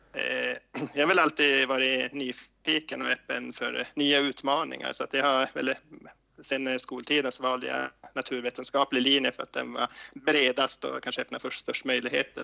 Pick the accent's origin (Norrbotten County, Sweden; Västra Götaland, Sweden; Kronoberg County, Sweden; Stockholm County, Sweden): Norrbotten County, Sweden; Koskullskulle; moved away as an adult; now in Luleå, Sweden; Jag är uppvuxen i Koskullskulle utanför Gällivare